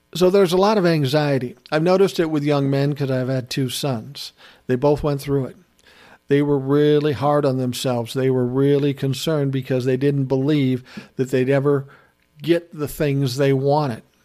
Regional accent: United States; as an American

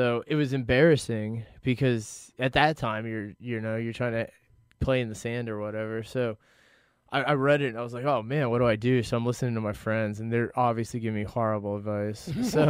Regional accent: Stuart, Florida, United States; moved away; I did a portion of my growing up in the Stewart area.

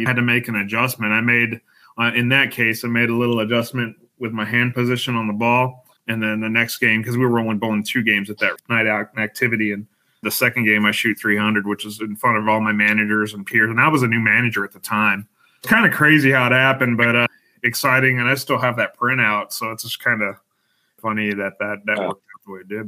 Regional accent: Denver, Colorado, United States; I grew up in Denver, born and raised in Colorado

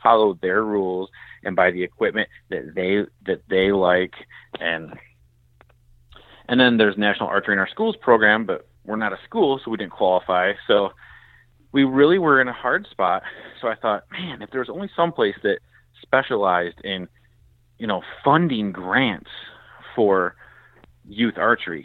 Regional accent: Michigan, United States; I'm from Michigan. We're a blue-collar state.

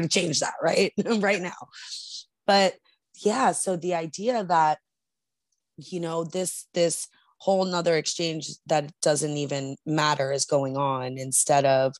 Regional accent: New York, United States; I'm from New York

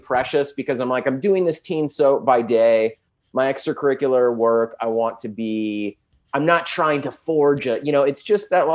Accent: San Diego, California, United States; also born or lived in Los Angeles; I'm from San Diego

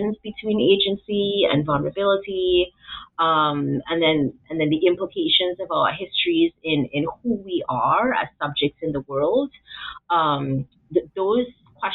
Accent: Trinidad & Tobago; moved away as an adult; also born or lived in Atlanta, United States / Memphis, United States; now in United States; I was born and sort of raised, came to adulthood in Trinidad.

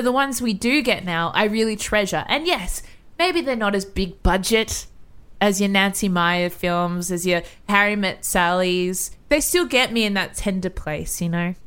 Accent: Australia; I'm an Aussie girl in Mexico City

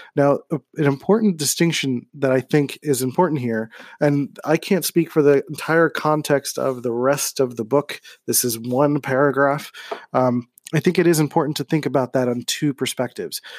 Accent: Philadelphia, Pennsylvania, United States; growing up in Philadelphia

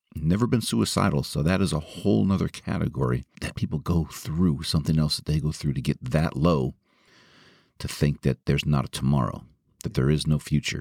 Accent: Marin County, California, United States; my hometown of Marin

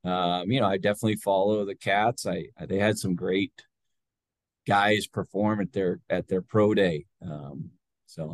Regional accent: Montana, United States; moved away as an adult; now in Calgary, Canada; Montana, and yet, man, what a pain to get back to my home state.

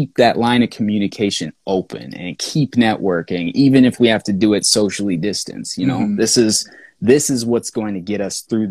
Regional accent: St. Paul, Minnesota, United States; It's growing up in St. Paul, and specifically in that neighborhood

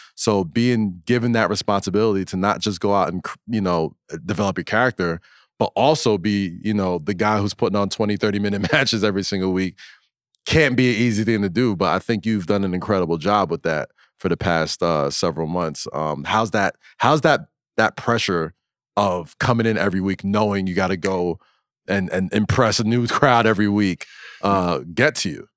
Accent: New York City, New York, United States; I'm a New Yorker

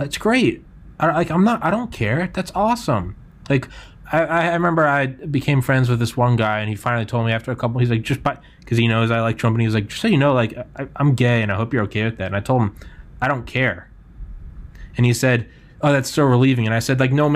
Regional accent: New England, United States; I'm from New England

